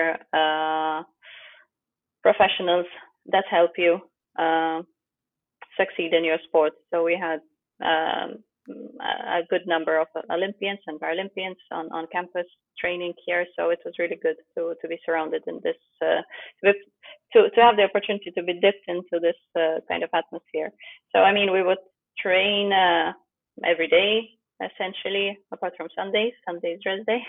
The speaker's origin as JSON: {"language": "English", "country": "Malta", "tie": "born or raised there", "also_born_or_lived": "Ukraine", "second_language": "English", "moved": "as an adult", "lives_now": "Loughborough, United Kingdom", "said": "when I was 9, my family and I moved to Malta"}